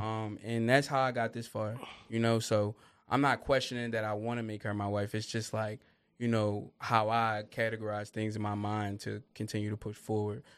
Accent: Upper Darby, Pennsylvania, United States; also born or lived in Lansdowne, Pennsylvania; I grew up in the Upper Darby area.

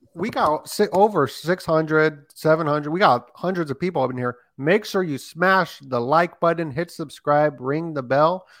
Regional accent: Las Vegas, Nevada, United States; moved away; I grew up in Las Vegas, so, uh, I didn't stay there

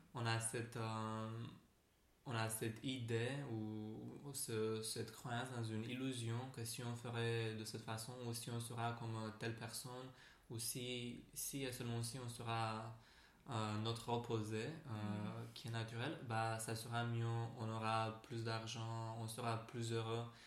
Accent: Romania; French is a second language; moved away as an adult; now in Paris, France; je viens de la Roumanie à la base

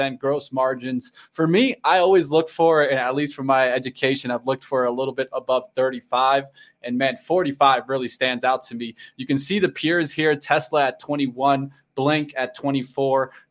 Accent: Florida, United States; I'm from Florida

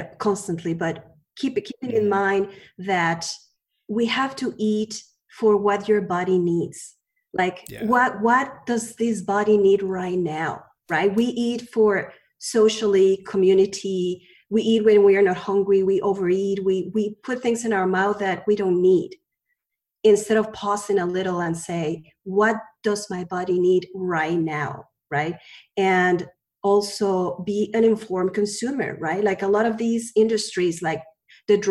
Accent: Mexico City, Mexico; also born or lived in Spain; now in United States; I was born in Mexico City. My family is from Spain

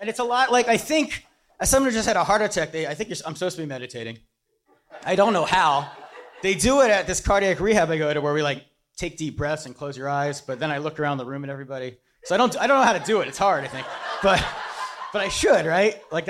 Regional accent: Pennsylvania, United States; I'm from Pennsylvania and you get off school the first day of hunting season.

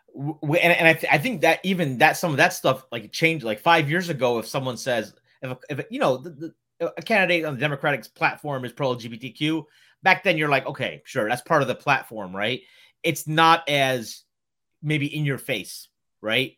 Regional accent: Ohio, United States; moved away as an adult; now in Chicago, United States; I'm from Ohio, but I've been in Chicago now for fourteen years

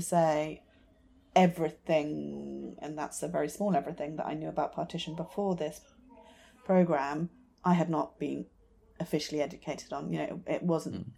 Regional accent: United Kingdom; as a British person

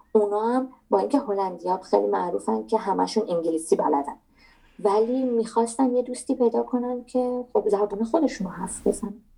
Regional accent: Iran; moved away as an adult; also born or lived in Netherlands; now in Germany; من در نهایت وطنم ایرانه من ایرانیم

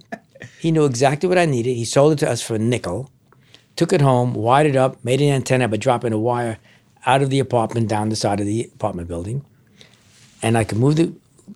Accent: New York City, New York, United States; Our apartment was up in Washington Heights, in a bad part of Washington Heights, the wrong side of Broadway. So I grew up there, went to elementary school there, born in 1934

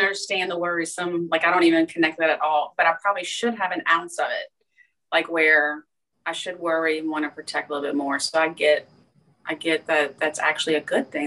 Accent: LaPlace, Louisiana, United States; born and raised in Louisiana in a little bitty town called Laplace

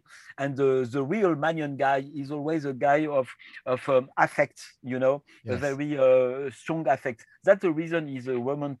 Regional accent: France; accent: French; English is a second language; Again, my accent is a French accent, so I'm really

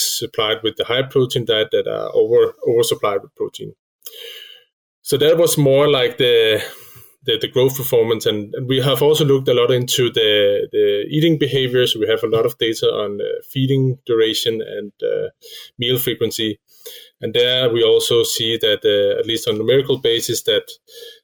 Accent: Denmark; also born or lived in Switzerland; I come from Denmark

